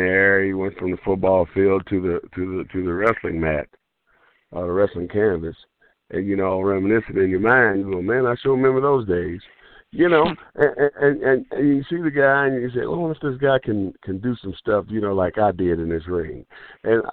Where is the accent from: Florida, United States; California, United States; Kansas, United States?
Kansas, United States; Kansas City; where I grew up at in Kansas City, Kansas.